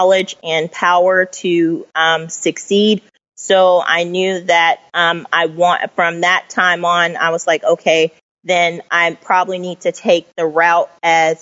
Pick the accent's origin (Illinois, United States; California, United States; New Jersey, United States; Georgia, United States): Georgia, United States; Cobb County, north of Atlanta; also born or lived in Tennessee; I was raised just north of Atlanta in Cobb County.